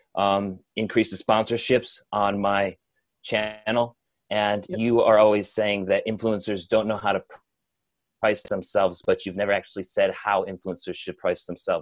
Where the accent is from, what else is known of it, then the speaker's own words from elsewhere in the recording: Geneseo, New York, United States; now in Boston, United States; Upstate New York, Western New York, Geneseo.